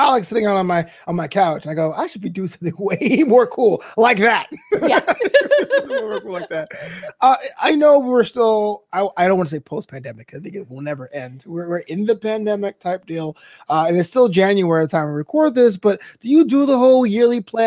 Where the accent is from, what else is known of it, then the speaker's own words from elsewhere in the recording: New York City, New York, United States; moved away as an adult; now in Los Angeles, United States; I'm from Brooklyn